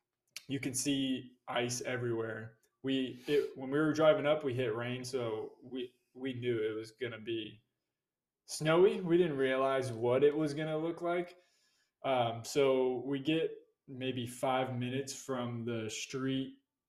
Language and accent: English; Florida, United States; I'm from Florida. We're from Florida.